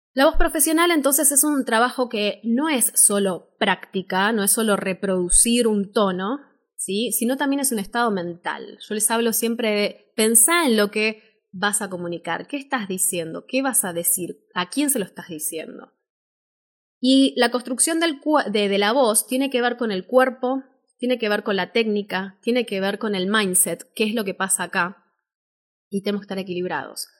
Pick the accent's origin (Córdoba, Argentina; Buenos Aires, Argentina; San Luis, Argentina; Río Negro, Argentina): Buenos Aires, Argentina; soy locutora de Buenos Aires, Argentina